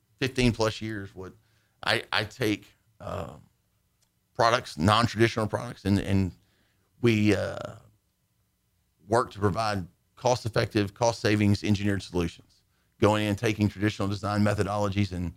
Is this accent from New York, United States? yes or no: no; Dickinson, Texas, United States; also born or lived in Nederland, Texas / Nacogdoches, Texas; Dad worked in refineries, moved around, ended up in Dickinson, Texas